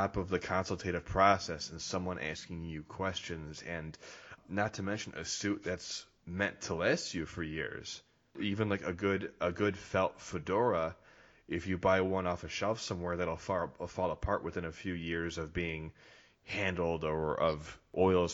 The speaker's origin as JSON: {"language": "English", "region": "Midwest", "country": "United States", "said": "I'm from the Midwest"}